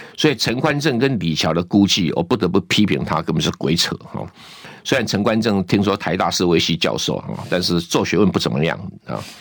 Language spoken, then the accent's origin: Chinese; Taiwan; 我们台湾人